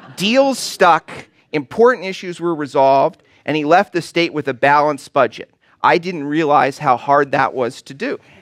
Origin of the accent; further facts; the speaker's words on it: Southern California, United States; moved away as an adult; I grew up in Southern California